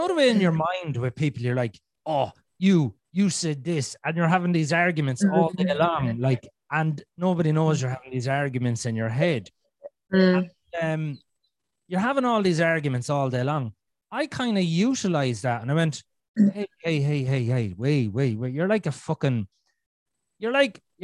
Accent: Ireland; I'm Irish

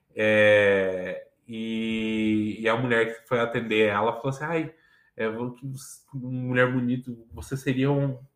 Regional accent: Curitiba, Paraná, Brazil; eu sou curitibano

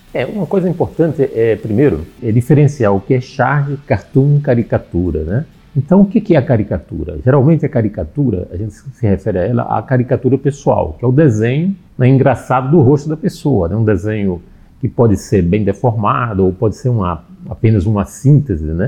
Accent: Natal, Rio Grande do Norte, Brazil; eu sou de Natal

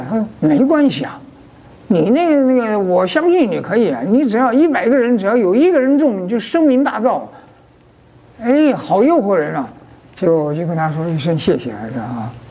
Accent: Beijing, China; moved away; 我回那个老家去啊，北平啊，呃，北京啊

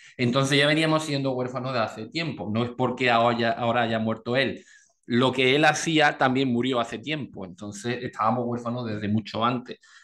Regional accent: Andalusia, Spain; yo como andaluz, ese sentido del humor tan andaluz

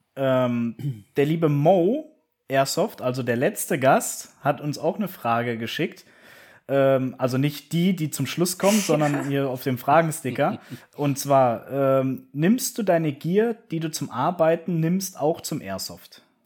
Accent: Koblenz, Rhineland-Palatinate, Germany; meine Heimatstadt Koblenz

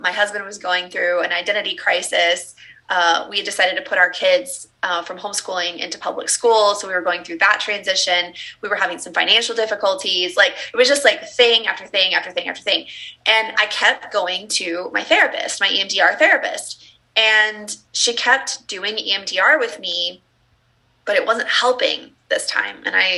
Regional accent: Texas, United States; So I was raised in the Southern Baptist church in the Bible Belt in the South in Texas.

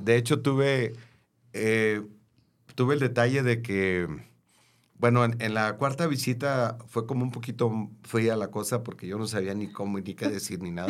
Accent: Tepic, Nayarit, Mexico; moved away; cuando yo estudié la primaria ah, allá en mi ciudad natal, en Tepic, Nayarit

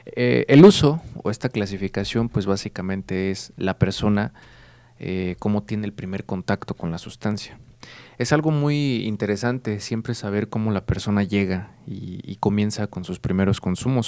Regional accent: Querétaro, Mexico; yo soy del estado de Querétaro

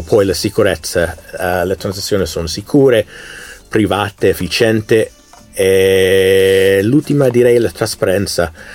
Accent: United States; Italian is a second language; moved away; Io essendo americano, io ho vissuto l'elezione negli Stati Uniti del 2016, 2020, adesso nel 2022 midterm

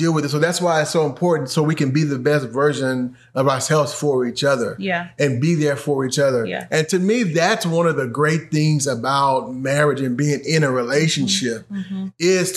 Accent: United States; we as an American culture

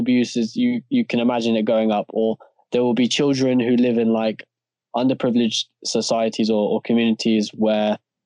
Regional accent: Stanmore, London, United Kingdom; four of us, we've been born and bred in Stanmore

